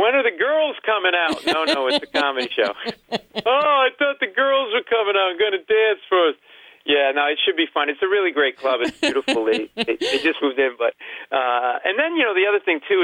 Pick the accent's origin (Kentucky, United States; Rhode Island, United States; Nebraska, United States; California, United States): Rhode Island, United States; now in New York, United States; I live in New York now, but I grew up in Rhode Island